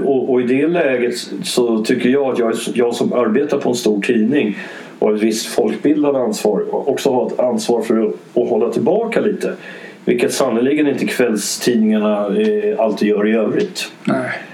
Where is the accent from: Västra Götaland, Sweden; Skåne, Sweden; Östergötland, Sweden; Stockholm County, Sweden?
Stockholm County, Sweden; Stockholm; also born or lived in Dublin, Ireland; Stockholm där jag bodde, där, där jag är uppvuxen